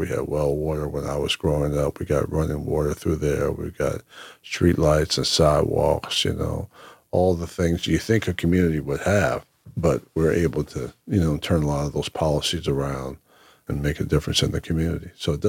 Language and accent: English; Lake Waccamaw, North Carolina, United States; And we're from Lake Waccamaw, North Carolina. Came up from there, Columbus County. And so a lot of relatives are from that place.